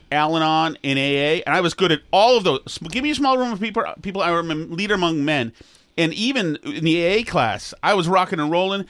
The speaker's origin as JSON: {"language": "English", "region": "Massachusetts", "country": "United States", "said": "I'm from Massachusetts where you're supposed to love the Kennedys"}